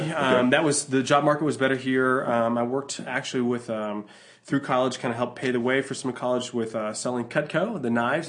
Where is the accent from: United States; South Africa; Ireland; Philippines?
United States; Northern Virginia; moved away as an adult; also born or lived in New York City; now in Colorado, United States; So I grew up in Northern Virginia, just outside of D.C. My dad is a pastor, so my whole life I've been a pastor's kid.